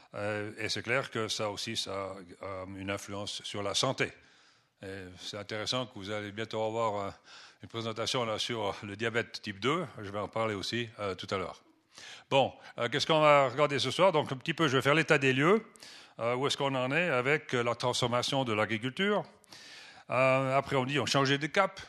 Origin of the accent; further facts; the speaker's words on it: Switzerland; first language French and German; moved away as an adult; also born or lived in Benin / Nigeria / Kenya; J'ai quitté la Suisse il y a presque, ça fait 40 ans, 32 ans exactement. Donc euh, je m'excuse des fois si je cherche mes mots en français, bien que euh, ma langue maternelle est supposée être le français, mais bon, c'était français-allemand